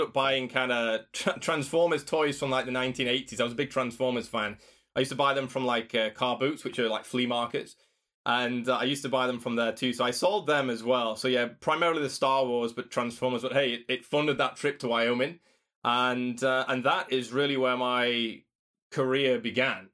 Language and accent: English; Doncaster, Yorkshire and the Humber, United Kingdom; I came back to, to my hometown, to Doncaster